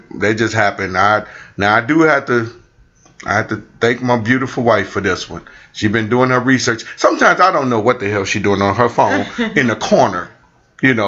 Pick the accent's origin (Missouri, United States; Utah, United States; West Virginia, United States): Missouri, United States; St. Louis; I'm from St. Louis.